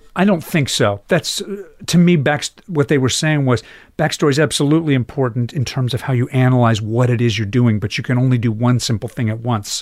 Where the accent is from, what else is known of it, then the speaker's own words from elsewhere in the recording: Chapel Hill, North Carolina, United States; moved away; also born or lived in New York; Chapel Hill, North Carolina was a strange place to come of age